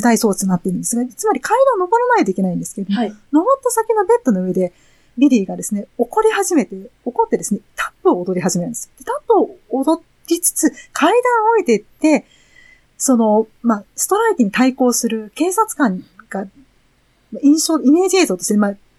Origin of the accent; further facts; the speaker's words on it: Japan; ジャジャパンから